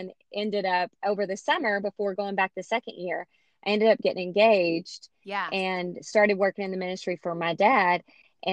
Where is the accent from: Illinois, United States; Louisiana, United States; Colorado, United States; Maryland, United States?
Louisiana, United States; I'm from Louisiana